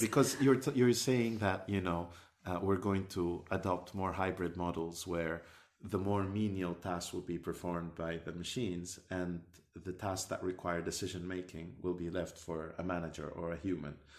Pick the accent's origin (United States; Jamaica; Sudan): Sudan; moved away; I come from Sudan, uh, originally